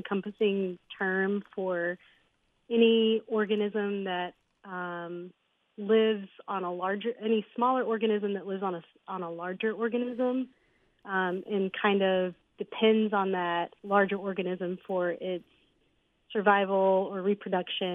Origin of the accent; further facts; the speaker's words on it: North Little Rock, Arkansas, United States; also born or lived in Memphis, Tennessee / Jonesboro, Arkansas; I was born and raised in North Little Rock, Arkansas.